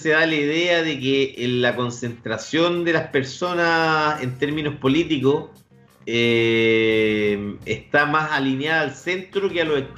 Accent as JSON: {"language": "Spanish", "country": "Chile", "said": "Que es un mandamiento que uno como chileno uno como chileno, weón"}